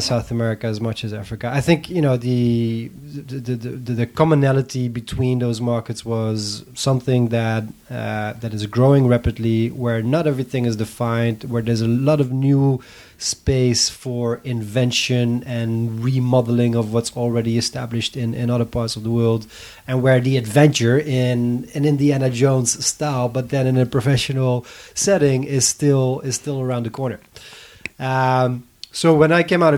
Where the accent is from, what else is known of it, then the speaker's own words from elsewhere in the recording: Netherlands; moved away as an adult; also born or lived in Algeria; Born and raised in the Netherlands